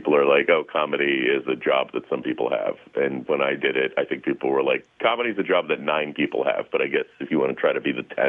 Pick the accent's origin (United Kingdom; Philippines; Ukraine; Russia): Russia; now in United States; I came as a refugee from Russia